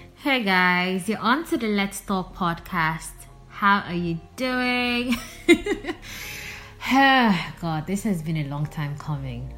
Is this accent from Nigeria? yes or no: yes; Nigeria; also born or lived in Port Harcourt, Rivers State / Nsukka, Enugu State; I'm Nigerian, currently residing in the city of Port Harcourt, River State